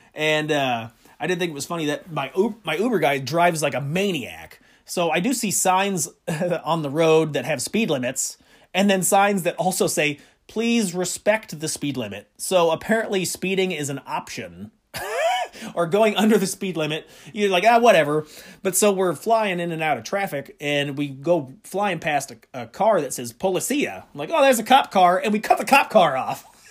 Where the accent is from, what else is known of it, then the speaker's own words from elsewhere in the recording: Midwest, United States; I'm from the Midwest